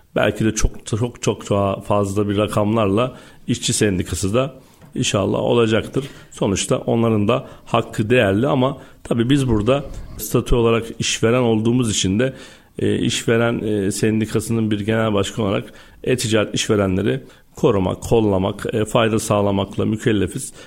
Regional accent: Istanbul, Turkey; 1984 İstanbul doğumluyum

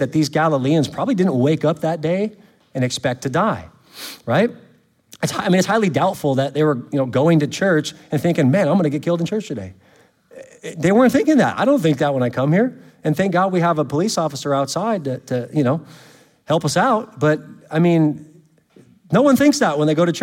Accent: California, United States; now in Louisiana, United States; I'm from California

